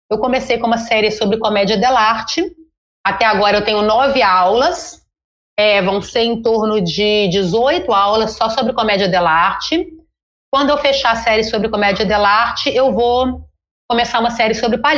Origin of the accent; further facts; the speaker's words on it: Brazil; e decidiram que daqui para frente, como somos brasileiros e como a palavra em português é palhaço, somos todos palhaços, né?